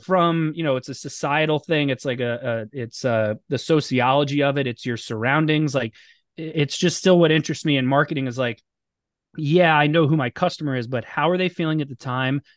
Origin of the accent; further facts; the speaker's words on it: Boca Raton, Florida, United States; moved away as an adult; also born or lived in Orlando / North Jersey; now in outside Philadelphia, United States; I grew up in South Florida. in, uh, Boca Raton, so outside Fort Lauderdale